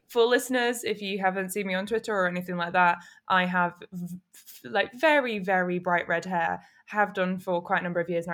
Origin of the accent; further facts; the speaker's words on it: Manchester, North West England, United Kingdom; also born or lived in Camden, London; now in London, United Kingdom; I'm from North Manchester